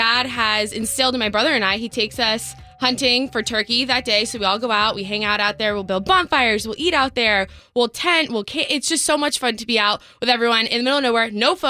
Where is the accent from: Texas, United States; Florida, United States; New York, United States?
Florida, United States; Fort Lauderdale; So I come from a super, super country family. I know we're from Fort Lauderdale, but we're very, very country. Totally not the country area to grow up in.